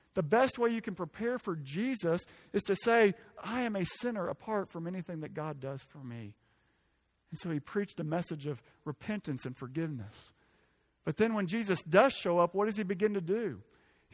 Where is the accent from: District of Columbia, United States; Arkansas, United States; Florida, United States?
Arkansas, United States; I'm from Arkansas